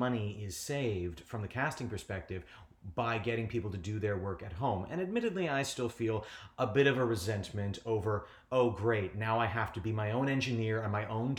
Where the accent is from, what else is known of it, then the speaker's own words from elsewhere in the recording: Niagara Falls, Ontario, Canada; Well, I was born and raised in Niagara Falls. I'm generally the only person anyone's ever met from Niagara Falls. They always say, oh, that's interesting. I'm from a little village called Chippewa.